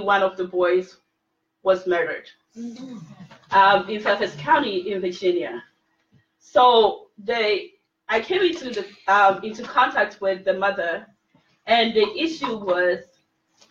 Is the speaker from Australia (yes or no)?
no; Ghana; now in United States; I'm originally from Ghana, I speak to my family all the time in Ghana